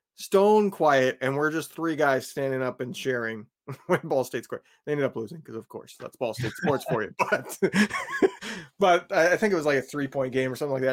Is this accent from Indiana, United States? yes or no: yes; Indiana, United States; moved away; I grew up in Indiana.